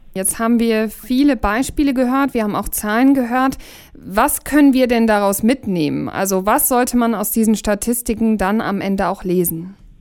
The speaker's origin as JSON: {"language": "German", "country": "Germany", "said": "bei uns in Deutschland"}